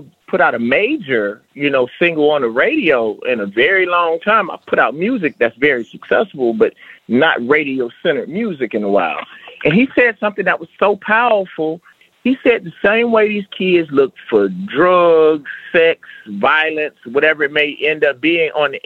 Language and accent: English; the South, United States; I'm from the South, and I'm a black man that comes from rap